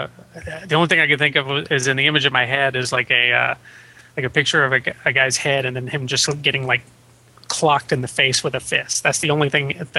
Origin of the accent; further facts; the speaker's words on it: Birmingham, Alabama, United States; I grew up in Birmingham, Alabama